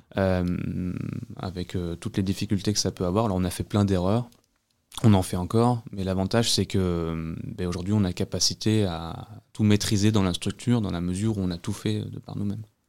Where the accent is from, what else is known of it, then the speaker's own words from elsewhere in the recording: Vosges, Grand Est, France; also born or lived in Normandy; now in Agen, France; je suis pas originaire de la région, je suis des Vosges